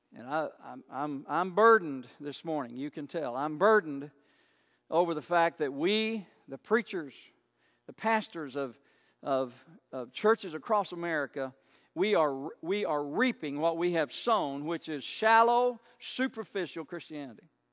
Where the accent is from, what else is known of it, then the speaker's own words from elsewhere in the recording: United States; I'm proud to be an American most days